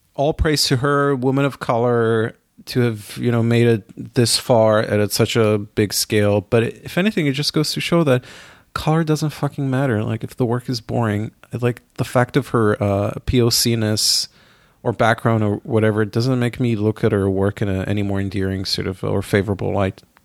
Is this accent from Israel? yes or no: yes; Israel; now in New York, United States; growing up in my hometown in Israel